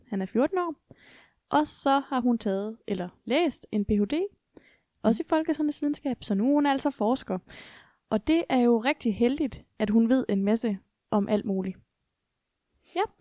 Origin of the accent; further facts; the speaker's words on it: Esbjerg, Southern Denmark, Denmark; Jeg er jo fra Esbjerg